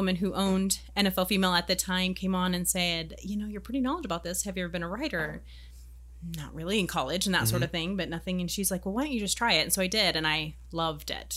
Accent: Montana, United States; I grew up in Montana where there is no professional football team.

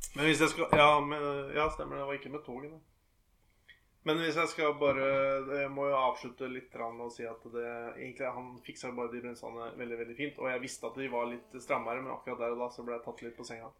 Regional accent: Norway; jeg er fra Fon

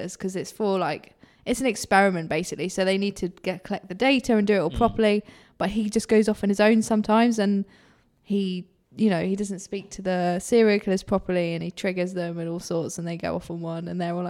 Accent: Ipswich, East of England, United Kingdom; I'm not from Lowestoft, by the way. I'm from Ipswich.

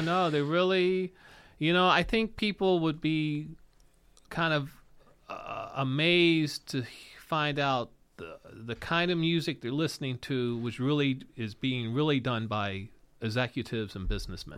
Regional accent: Hump Mountain, West Virginia, United States; growing up in West Virginia

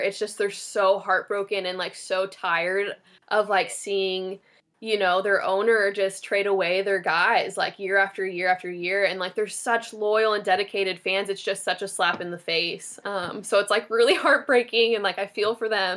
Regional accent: Bay Area, California, United States; I grew up in the Bay Area

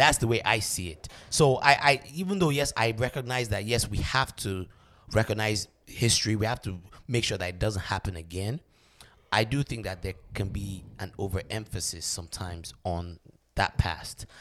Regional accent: Nigeria; now in United States; me as a Nigerian man

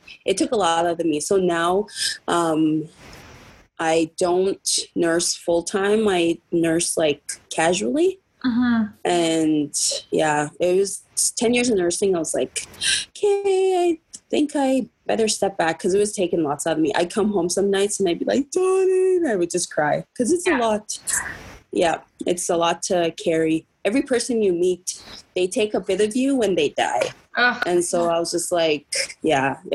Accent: Siksika, Alberta, Canada; I'm from Siksika. I'm half Blackfoot and half Cree

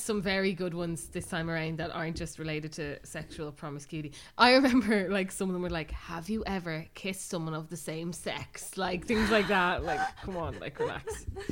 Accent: Bray, Leinster, Ireland; we're obviously from Bray, but we still have a lot of friends around Bray

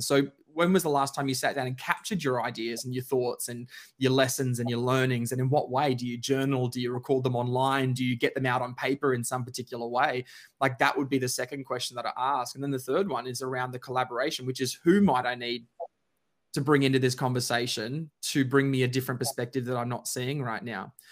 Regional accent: Queensland, Australia; now in Melbourne, Australia; Queenslander by birth, Melbourneian by choice

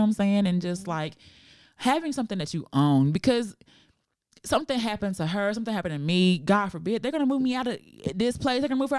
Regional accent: Fort Worth, Texas, United States; I'm from Fort Worth.

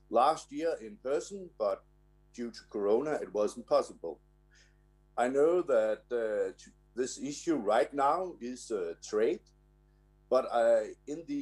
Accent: Denmark; I'm from Denmark.

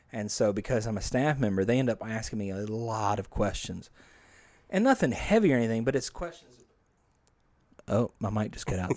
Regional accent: Bethany, Louisiana, United States; also born or lived in Bossier City, Louisiana / Shreveport, Louisiana; grew up in Bethany, Louisiana before moving to Bossier when I was a mere thirteen

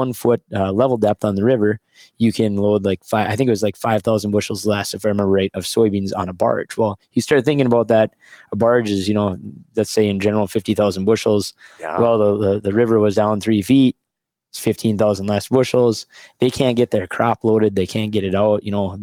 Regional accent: Wolford, North Dakota, United States; 20 years ago, I came back home to farm.

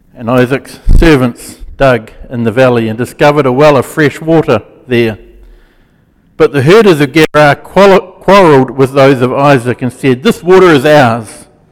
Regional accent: Gisborne, New Zealand; When I was a kid, I grew up in Gisborne

